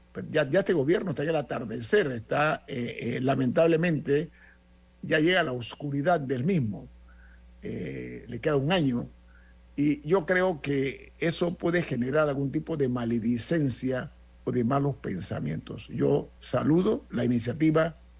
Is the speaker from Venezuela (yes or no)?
no; Panama; como panameño